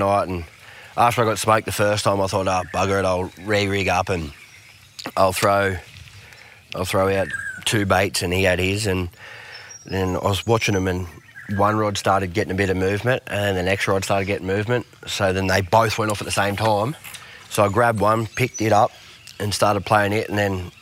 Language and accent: English; Coramba, New South Wales, Australia; also born or lived in Safety Beach, Australia / Woolgoolga, Australia; now in Coffs Harbour, Australia; growing up on the Arara River and then now living out, in Coffs, close to the beaches and creeks